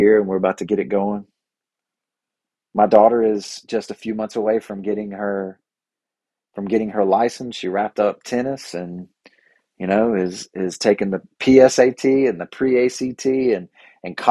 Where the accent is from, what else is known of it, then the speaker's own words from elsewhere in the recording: Bible Belt South, United States; I grew up here in the Bible Belt South